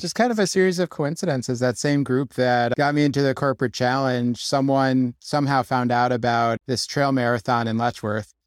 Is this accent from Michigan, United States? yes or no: no; Connecticut, United States; moved away as an adult; now in Rochester, United States; I grew up in Connecticut and lived there my, uh, whole life